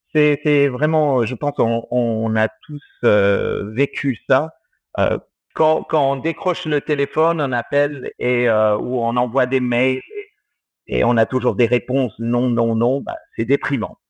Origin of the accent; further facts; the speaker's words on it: Australia; moved away as an adult; now in France; je suis franco-australien. J'ai grandi euh, en Australie et j'y suis resté jusqu'à mes 21 ans